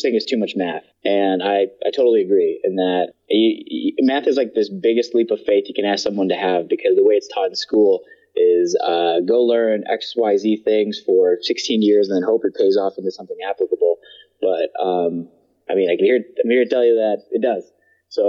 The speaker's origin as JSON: {"language": "English", "region": "Midwest", "country": "United States", "tie": "born or raised there", "said": "I grew up in the Midwest"}